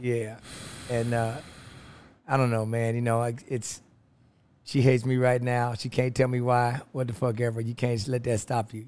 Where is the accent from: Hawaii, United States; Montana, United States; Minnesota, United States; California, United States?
California, United States; Los Angeles; Los Angeles, California